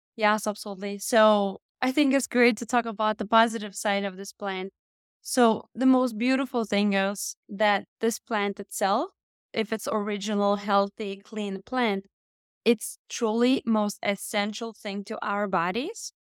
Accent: Lithuania; moved away as an adult; now in United States; I came from Lithuania in the United States when I was twenty-one

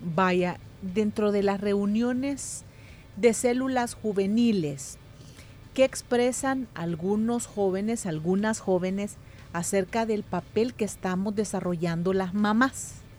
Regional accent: El Salvador; lo inmediatistas que somos como cultura salvadoreña

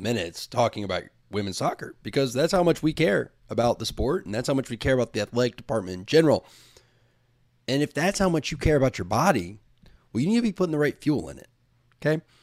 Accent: Tallahassee, Florida, United States; a kid from Tallahassee, Florida

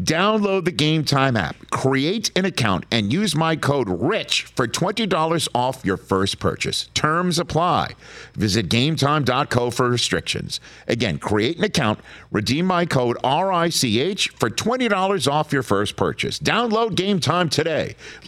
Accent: Pennsylvania, United States; Don't call me somebody from the East Coast. I'm Western PA.

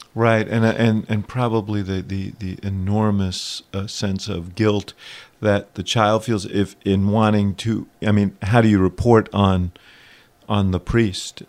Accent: New York City, New York, United States; when I was growing up in New York City

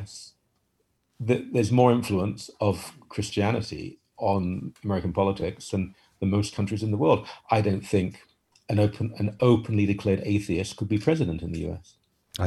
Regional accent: United Kingdom; moved away as an adult; now in Canada; I spent the first 28 years of my life in Britain

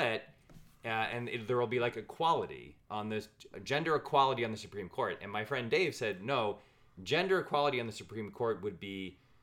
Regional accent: Ann Arbor, Michigan, United States; I was born in Ann Arbor

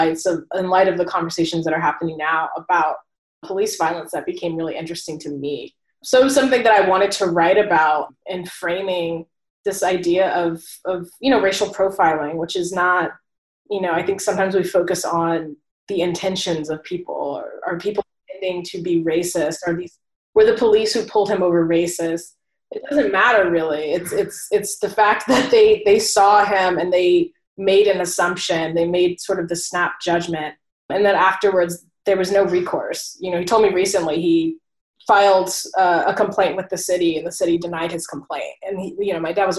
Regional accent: Oceanside, California, United States; moved away as an adult; also born or lived in Michigan; now in New York City, United States; I'm from Oceanside, California, which is in San Diego, and I'm now living in New York.

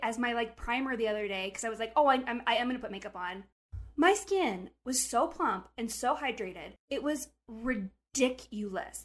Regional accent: Montana, United States; I'm from Montana

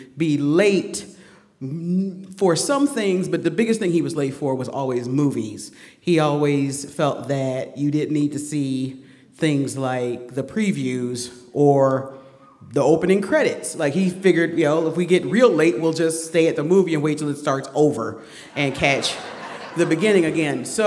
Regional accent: Detroit, Michigan, United States; also born or lived in Macon, Georgia; I was born in Macon, Georgia, and raised in Detroit. So I have this weird combination of Southern and Midwestern

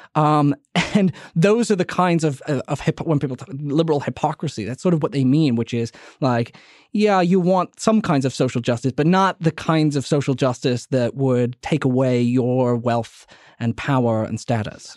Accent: New Orleans, Louisiana, United States; my hometown of New Orleans

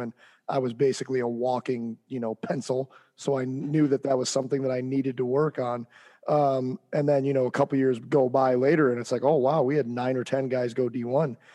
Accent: St. Louis, Missouri, United States; I'm from St. Louis, doesn't snow a lot here

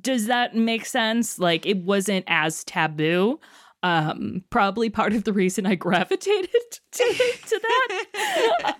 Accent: Chicago, Illinois, United States; my hometown of Chicago

